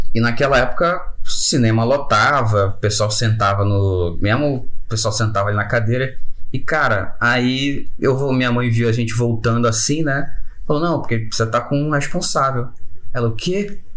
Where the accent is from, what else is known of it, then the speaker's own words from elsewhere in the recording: Rio de Janeiro, Brazil; sou do Rio de Janeiro, aqui do Pechincha